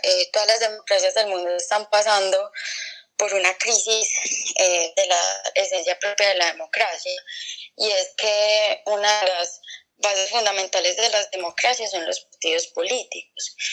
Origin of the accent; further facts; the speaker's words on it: Colombia; nuestra historia como, colombianos